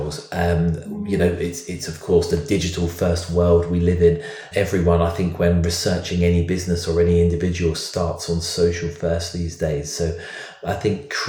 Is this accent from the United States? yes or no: no; London, United Kingdom; I'm a Brit. I am from London. I live in London